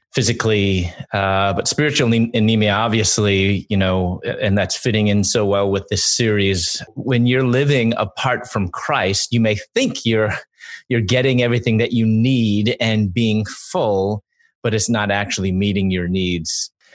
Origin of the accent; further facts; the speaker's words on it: Chicago, Illinois, United States; moved away as an adult; also born or lived in Louisville / Atlanta; I'm from Chicago, and I moved from Chicago to Louisville